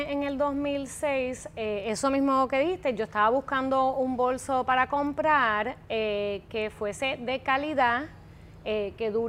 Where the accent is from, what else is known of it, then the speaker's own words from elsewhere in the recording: Puerto Rico; como puertorriqueña para aportar algo a mi país. O sea, donde mi país todavía había industria que yo pudiese incentarme como diseñadora en ella.